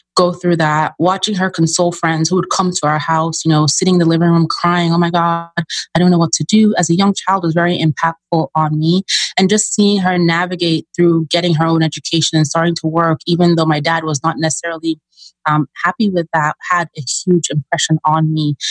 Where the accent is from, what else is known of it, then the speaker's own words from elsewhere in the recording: Nigeria; moved away; I'm originally from Nigeria, so I'm an immigrant, child of immigrants.